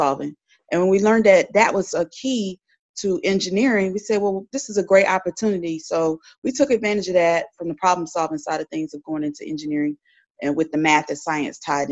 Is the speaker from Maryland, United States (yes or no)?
no; Winston-Salem, North Carolina, United States; I'm from Winston-Salem, native up there